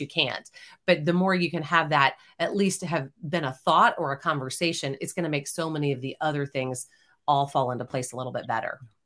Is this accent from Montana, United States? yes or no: no; Houston, Texas, United States; now in Austin, United States; I grew up in Houston, Texas